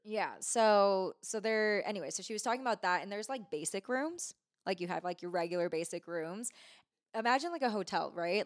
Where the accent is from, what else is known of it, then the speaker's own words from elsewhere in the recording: Bay Area, California, United States; moved away as an adult; also born or lived in Truckee, California; now in Reno, United States; I grew up in the Bay Area